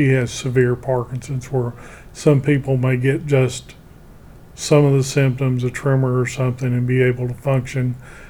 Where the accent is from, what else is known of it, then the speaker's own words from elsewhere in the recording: Monroe, Louisiana, United States; I'm from Monroe area.